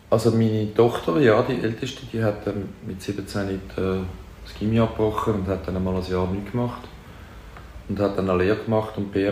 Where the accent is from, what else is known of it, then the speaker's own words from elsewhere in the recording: Zürich, Switzerland; Im Seefeld, okay. Feldeckstrasse. Ja. Ecke äh, Mühlenbachstrasse.